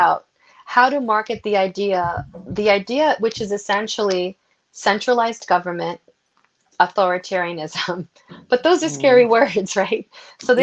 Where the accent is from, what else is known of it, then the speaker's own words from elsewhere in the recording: New York City, New York, United States; I grew up in New York City